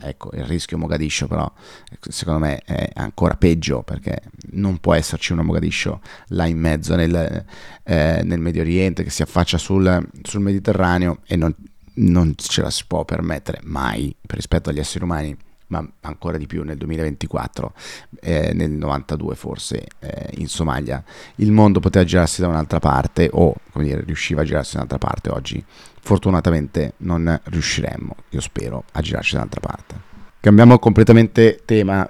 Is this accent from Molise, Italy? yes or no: no; Como, Lombardy, Italy; moved away; noi comaschi, dato che sono nato a Como, siamo un po' più timidi